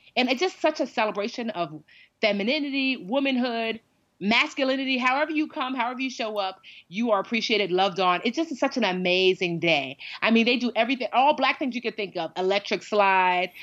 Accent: Westfield, United States; I grew up in Westfield largely

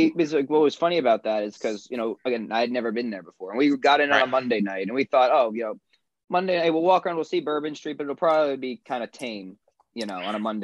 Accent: East Brunswick, New Jersey, United States; So I grew up in New Jersey. I was born in North Jersey, Livingston, grew up in Garwood, Roselle Park, and my family moved to East Brunswick when I was like 4 or 5 years old.

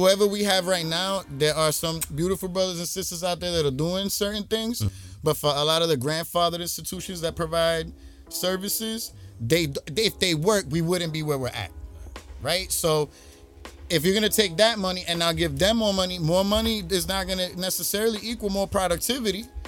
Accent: New York City, New York, United States; I'm from Brooklyn

